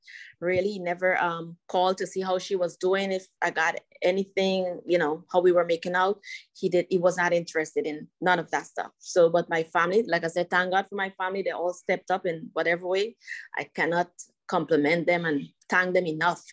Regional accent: Guyana; moved away; when I was growing up in Guyana

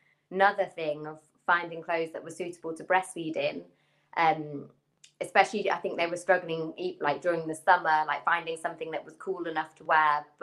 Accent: Leicester, East Midlands, United Kingdom; moved away as an adult; also born or lived in Hong Kong; now in London, United Kingdom; I currently live in London. So, I'm originally from Leicester

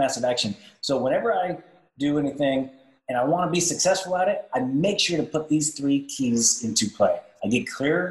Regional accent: Dallas–Fort Worth, Texas, United States; I'm from the DFW.

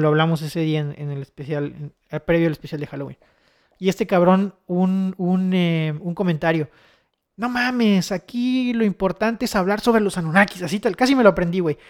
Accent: Chetumal, Quintana Roo, Mexico; soy de Chetumal

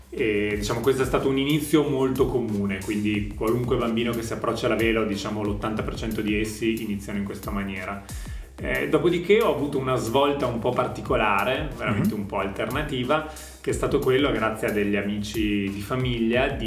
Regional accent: Valpolicella, Veneto, Italy; also born or lived in Verona; io sono un ragazzo di 33 anni, sono nato e cresciuto a Verona, nato a Verona e cresciuto in Valpolicella

